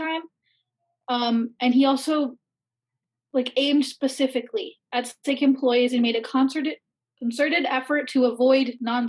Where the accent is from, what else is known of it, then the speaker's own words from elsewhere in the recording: Ohio, United States; I'm from Ohio